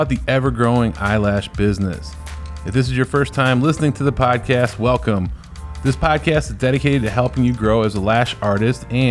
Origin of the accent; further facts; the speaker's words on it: Northeast Ohio, United States; I'm from Northeast Ohio